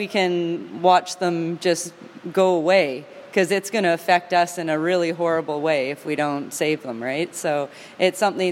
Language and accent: English; Canada; also born or lived in Vancouver area / Campbell River, British Columbia; I'm always proud to travel as a Canadian